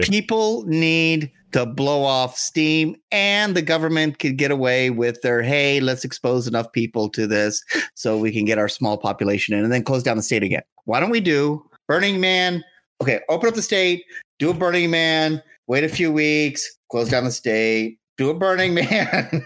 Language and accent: English; Southern California, United States; the southern parts of California are known for the lunatics